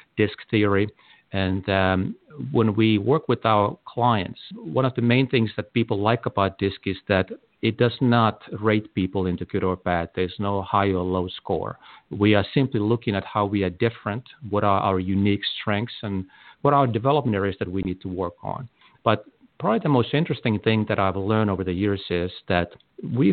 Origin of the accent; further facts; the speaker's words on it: Helsinki, Uusimaa, Finland; now in United States; I was born in Helsinki, Finland